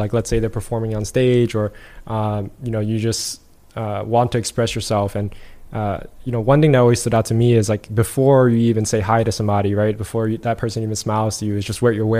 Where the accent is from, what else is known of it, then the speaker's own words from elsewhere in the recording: New York City, New York, United States; me growing up in New York